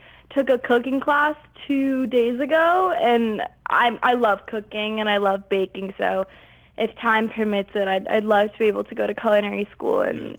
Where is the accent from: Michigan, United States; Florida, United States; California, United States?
California, United States; Los Angeles; I was born and raised in Los Angeles